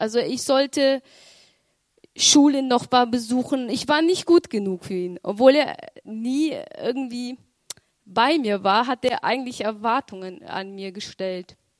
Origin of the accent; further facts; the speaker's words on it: Romania; ich bin in Rumänien geboren